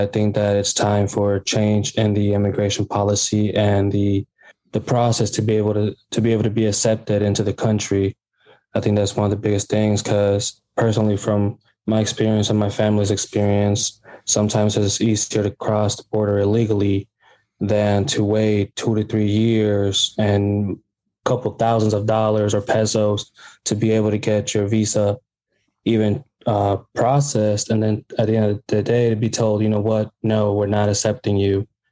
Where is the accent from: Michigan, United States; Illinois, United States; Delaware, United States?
Illinois, United States; Bloomington; I was born here in Bloomington, Illinois, and raised here.